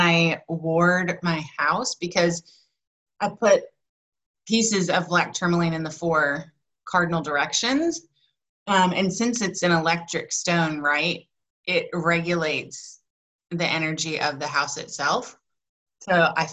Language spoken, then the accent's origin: English; the American South, United States; I grew up in the American South.